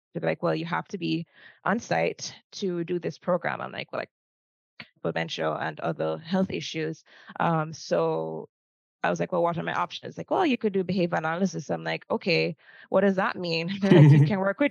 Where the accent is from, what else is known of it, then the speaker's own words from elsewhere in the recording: Kingston, Jamaica; also born or lived in Florida; I was born and raised in Kingston, Jamaica, and I'm still in Kingston, Jamaica